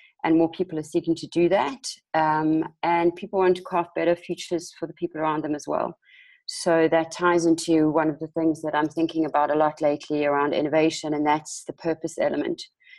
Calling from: South Africa; I'm dialing in from South Africa, also quite late for me

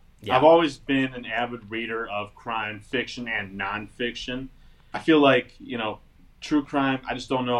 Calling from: Michigan, United States

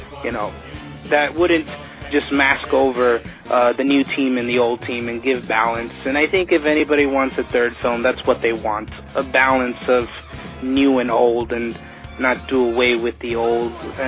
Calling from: New York, United States; from New York

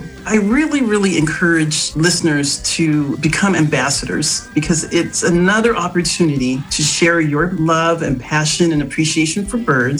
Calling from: San Marcos, California, United States; I'm calling from San Marcos, California.

